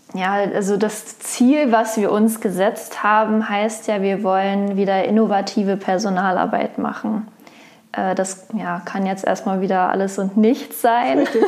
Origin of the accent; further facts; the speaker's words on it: Wolfsburg, Lower Saxony, Germany; Geboren in Wolfsburg